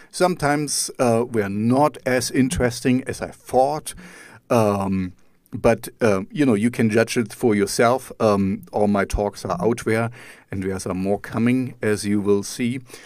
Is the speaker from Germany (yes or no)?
yes; East Germany, Germany; I grew up in East Germany.